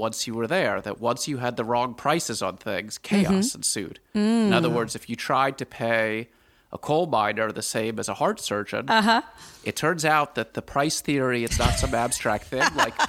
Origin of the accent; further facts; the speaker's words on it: Washington, District of Columbia, United States; So I grew up in Washington, D.C., and I was just always very interested in how the world worked